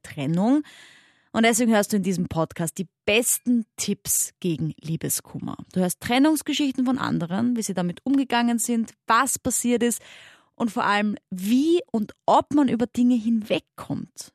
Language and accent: German; Austria; accent: Austrian dialect; hörst du vielleicht ein bisschen an meinem Dialekt